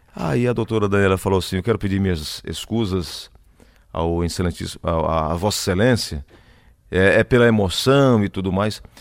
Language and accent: Portuguese; Cajazeiras, Paraíba, Brazil; Eu nasci em Cajazeiras